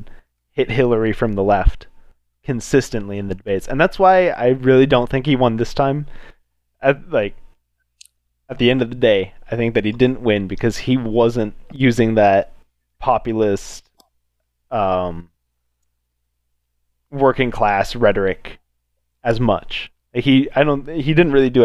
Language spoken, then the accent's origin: English; United States; as the American people